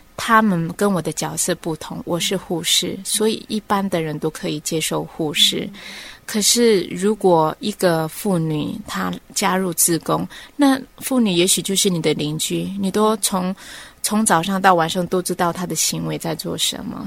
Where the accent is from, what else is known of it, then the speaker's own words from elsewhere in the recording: Orchid Island, Taitung County, Taiwan; moved away as an adult; 在我过去的童年哈，虽然是在蓝雨哈，从小在蓝雨长大的